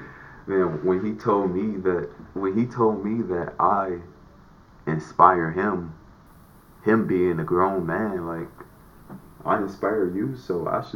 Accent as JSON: {"language": "English", "town": "Los Angeles", "region": "California", "country": "United States", "tie": "born or raised there", "said": "I grew up in the Nickerson Gardens"}